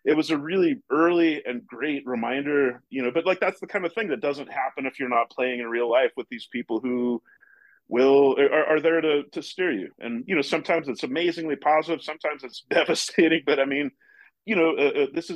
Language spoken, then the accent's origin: English; Portland, Oregon, United States; moved away; also born or lived in New York / Santa Fe; I grew up in Portland, Oregon